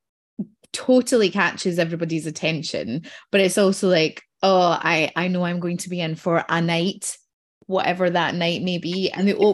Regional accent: Scotland, United Kingdom; growing up in Scotland, you're supposed to have gone to a non-denominational

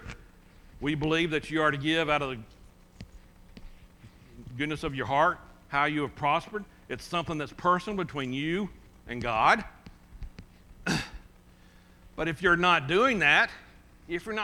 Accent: United States; I'm from America

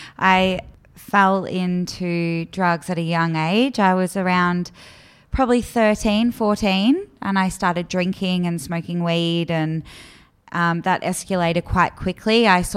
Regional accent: Melbourne, Victoria, Australia; I was born in Melbourne. I was born in the southeastern suburbs, and I grew up with my two sisters.

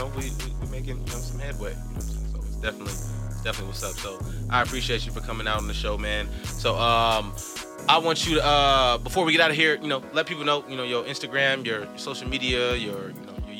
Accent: Compton, California, United States; Nigga, run up on me. I'm from Compton.

